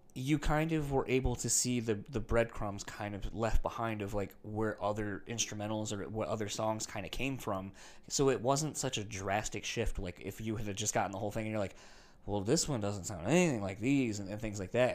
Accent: East Coast, United States; now in Midwest, United States; I grew up on the East Coast, too, around that same time.

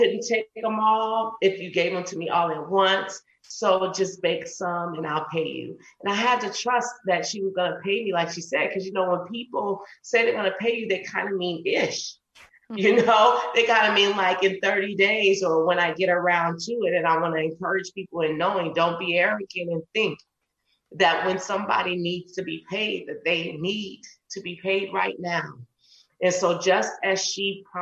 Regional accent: New Orleans, Louisiana, United States; I'm from New Orleans.

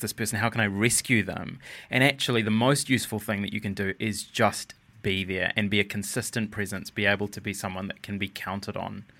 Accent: New Zealand; I was born in New Zealand

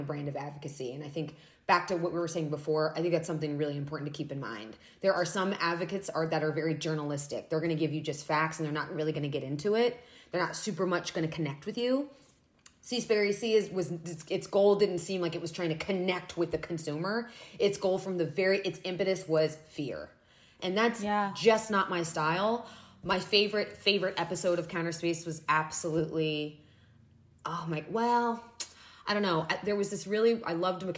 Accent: Florida, United States; I grew up in Florida

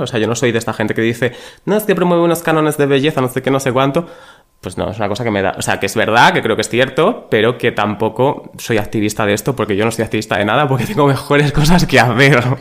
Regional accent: Extremadura, Spain; moved away; 06400, ese es el de mi pueblo

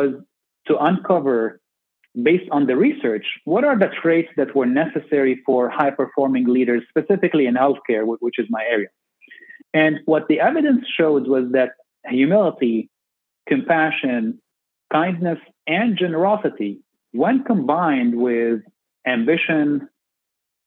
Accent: Beirut, Beirut Governorate, Lebanon; moved away as an adult; also born or lived in Minnesota, United States / San Antonio, United States; now in United States; I grew up in Beirut, Lebanon

